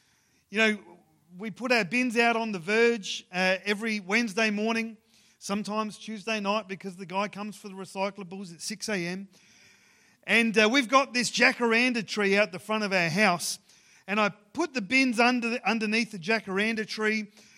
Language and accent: English; Ceduna, South Australia, Australia; growing up in Ceduna, where in on the West Coast, I was part of the football club there, the Ceduna Football Club